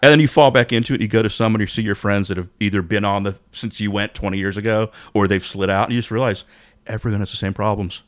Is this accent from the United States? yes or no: yes; New York City, New York, United States; growing up in Manhattan